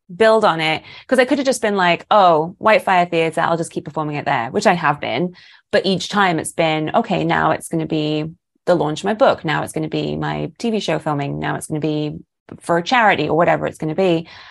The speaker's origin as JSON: {"language": "English", "country": "United Kingdom", "moved": "as an adult", "lives_now": "Los Angeles, United States", "said": "this Brit's come all the way from Britain and has now, is now making it in L"}